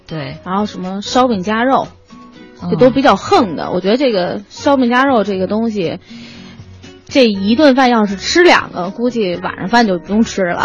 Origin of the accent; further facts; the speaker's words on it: Beijing, China; 虽然我生长在这里